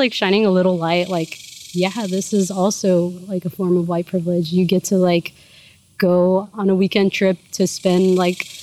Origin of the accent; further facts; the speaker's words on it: Houston, Texas, United States; my parents were from Mexico. My mom came here illegally when she was pregnant with me. And my dad became a naturalized citizen when I was like in high school or something. But I was born in Houston.